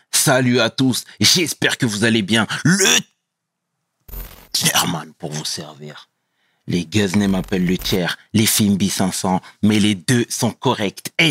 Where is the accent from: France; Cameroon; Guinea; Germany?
France; Meaux, Île-de-France; je suis originaire de Meaux